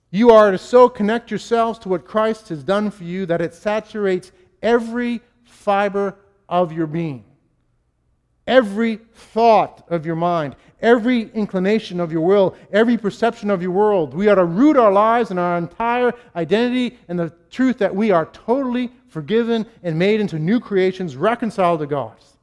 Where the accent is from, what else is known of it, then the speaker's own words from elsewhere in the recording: Boston, Massachusetts, United States; I'm a New Englander. I'm a Bostonian